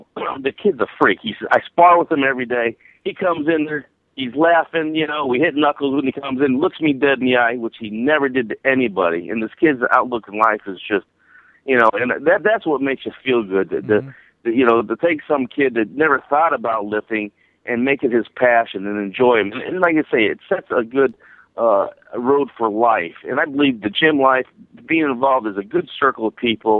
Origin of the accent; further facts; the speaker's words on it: Akron, Ohio, United States; I'm an Akron boy. I'm from Akron, Ohio.